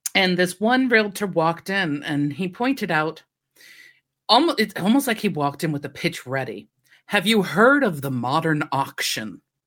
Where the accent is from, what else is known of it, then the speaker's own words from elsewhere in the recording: United States; moved away; I come from America